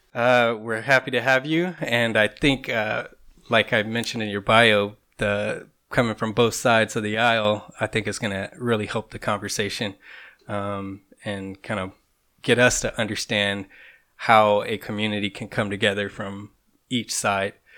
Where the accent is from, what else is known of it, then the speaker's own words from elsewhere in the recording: Compton, California, United States; now in Orange County, United States; I was born and raised in Compton, California for the first half of my life, and have now lived in Orange County for the other half.